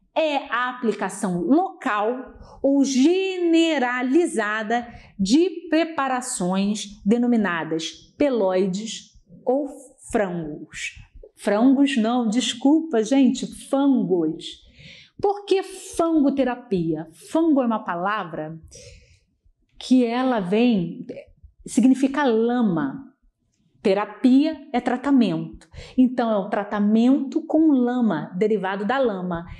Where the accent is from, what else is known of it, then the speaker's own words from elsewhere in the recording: Rio de Janeiro, Brazil; eu sou do Rio